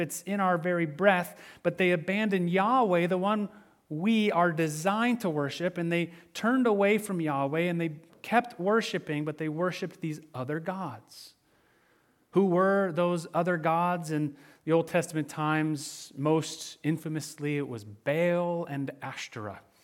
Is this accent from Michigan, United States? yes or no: yes; Michigan, United States; growing up in Michigan, snowmobiling was an occasional pastime in the winter months